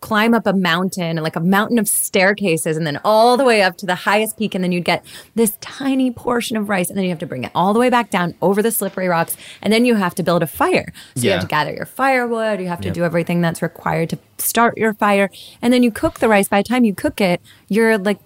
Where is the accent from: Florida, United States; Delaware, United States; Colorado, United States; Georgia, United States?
Georgia, United States; Marietta; I grew up in Marietta, Georgia